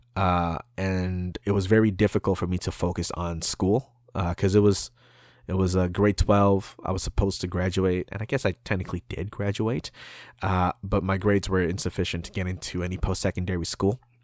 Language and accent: English; Canada; we're Canadian